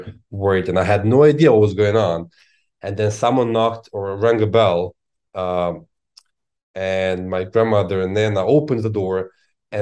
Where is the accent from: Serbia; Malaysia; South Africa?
Serbia; Belgrade; now in Washington D.C., United States; I was born in Belgrade.